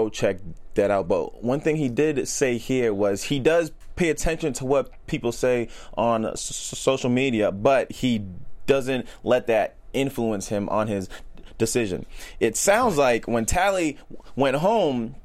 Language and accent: English; Boston, Massachusetts, United States; I'm from Boston